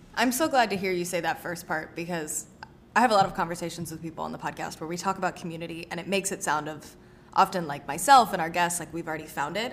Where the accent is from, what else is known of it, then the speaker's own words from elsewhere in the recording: the South, United States; also born or lived in New York; I grew up in the South